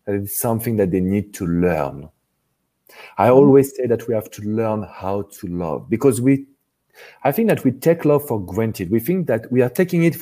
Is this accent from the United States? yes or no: no; France; accent: strong French; English is a second language; the French relationship expert, because of course you have recognized my strong accent